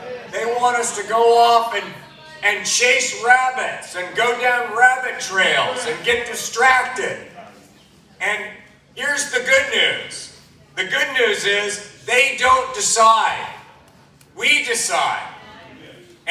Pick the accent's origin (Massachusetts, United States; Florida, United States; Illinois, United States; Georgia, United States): Georgia, United States; Toccoa; I'm a Northeast Georgia boy. I grew up in Toccoa.